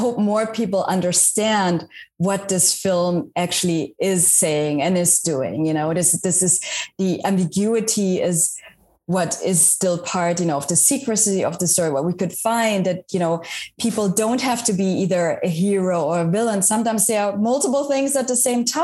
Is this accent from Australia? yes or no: no; West Germany, Germany; English is a second language; moved away as an adult; also born or lived in Washington, D.C.; now in United States; I grew up in Germany as well, but in West Germany